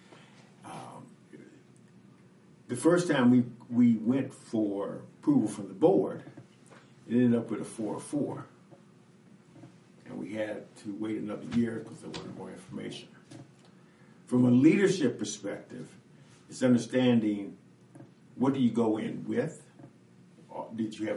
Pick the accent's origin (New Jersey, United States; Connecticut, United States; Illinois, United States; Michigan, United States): Illinois, United States; Chicago; also born or lived in Los Angeles; now in Madison, United States; Growing up in Chicago